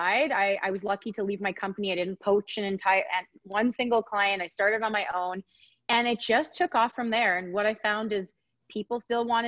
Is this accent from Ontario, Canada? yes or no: no; Edmonton, Alberta, Canada; now in Calgary, Canada; I was raised in Edmonton